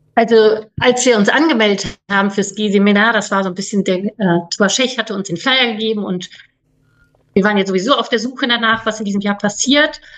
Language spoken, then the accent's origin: German; North Rhine-Westphalia, Germany; ich bin 49 Jahre alt, bin aufgewachsen am Niederrhein.